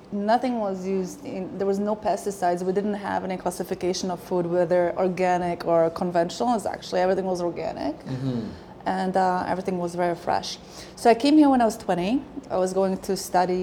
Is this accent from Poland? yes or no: yes; Poland; moved away as an adult; now in Canada; I was born in Poland in 1976